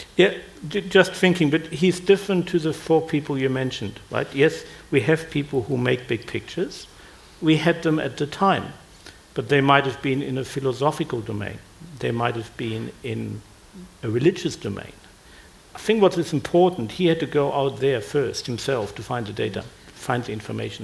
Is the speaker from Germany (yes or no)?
yes; Germany; now in Australia; I grew up in Germany